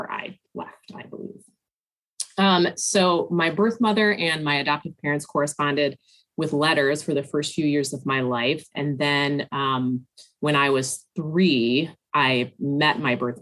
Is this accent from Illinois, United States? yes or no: no; Northern Michigan, United States; now in Milwaukee, United States; I grew up in Northern Michigan